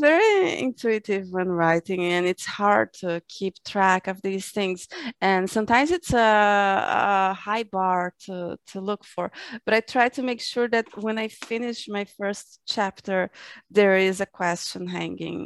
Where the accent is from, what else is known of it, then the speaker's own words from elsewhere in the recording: Brazil; I'm from Brazil